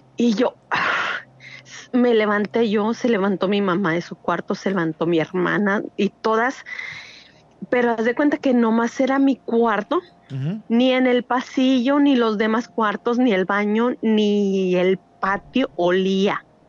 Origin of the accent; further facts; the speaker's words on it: El Paso, Texas, United States; also born or lived in Durango, Mexico; now in Laredo, United States; nací en El Paso, Texas. Mi familia es originaria de Durango, México, pero ahorita estoy radicando en Laredo, Texas